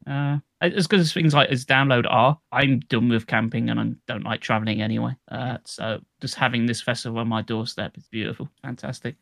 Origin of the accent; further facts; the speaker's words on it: United Kingdom; That's me being British.